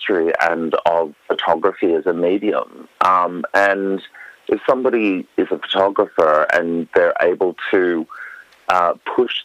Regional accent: Western Queensland, Australia; moved away as an adult; also born or lived in Europe; my childhood growing up in Western Queensland

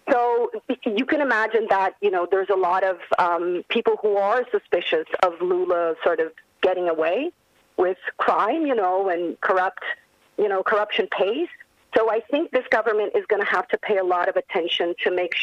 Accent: Brazil; now in Australia; I'm from Brazil

